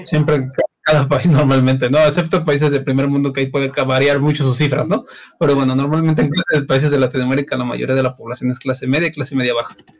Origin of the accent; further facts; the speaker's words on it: Mexico; como buen mexicano que soy